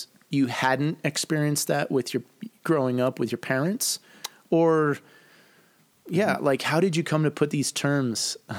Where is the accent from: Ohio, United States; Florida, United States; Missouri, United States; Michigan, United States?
Michigan, United States; Detroit; where I grew up in Detroit.